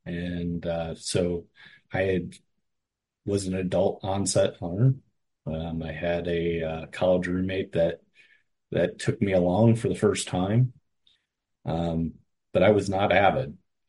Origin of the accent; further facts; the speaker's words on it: Cleveland, Ohio, United States; Back when I was hired, I grew up in Cleveland. I had nobody hunted or fished in my family.